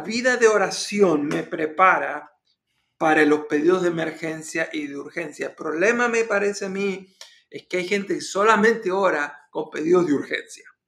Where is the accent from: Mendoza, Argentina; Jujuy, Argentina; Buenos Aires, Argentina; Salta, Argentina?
Buenos Aires, Argentina; moved away; era un jovencito, estaba en mi país, Argentina, en la ciudad de Buenos Aires